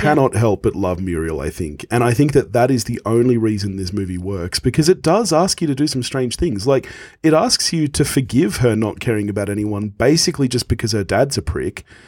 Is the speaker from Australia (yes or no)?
yes; Australia; when I was a kid, you know, obviously growing up in Australia